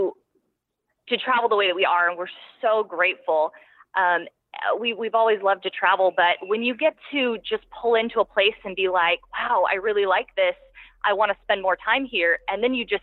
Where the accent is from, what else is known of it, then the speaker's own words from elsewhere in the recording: Oregon, United States; moved away as an adult; now in El Salvador; growing up in Oregon and spending some time in Oregon